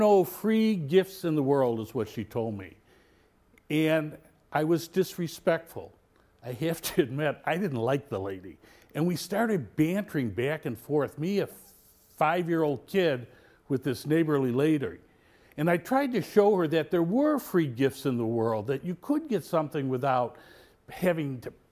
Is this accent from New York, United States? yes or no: no; Mount Prospect, Illinois, United States; The home I grew up in on Fairview Street in Mount Prospect was less than a block away from the local grade school